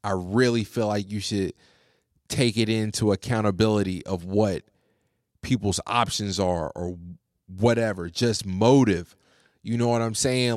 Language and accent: English; United States; I'm an American